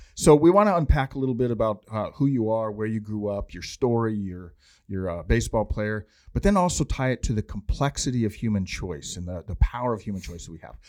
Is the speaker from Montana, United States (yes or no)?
yes; Montana, United States; moved away; I'm from Montana originally